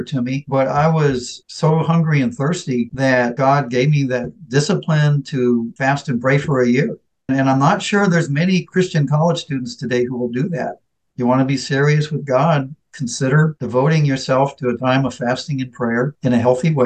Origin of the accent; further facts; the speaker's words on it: San Francisco, California, United States; moved away as an adult; also born or lived in Davis / Africa; when I grew up in San Francisco to be in a very ethnically diverse neighborhood.